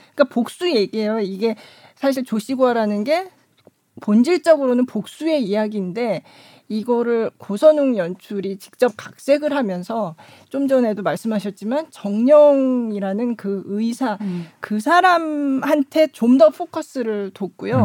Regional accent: South Korea; now in Qingdao, China

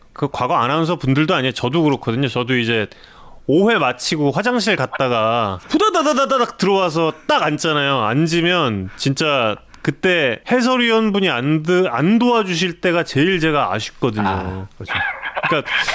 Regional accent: Seoul, South Korea; 제가 한양대학교 부속병원에서 태어났습니다

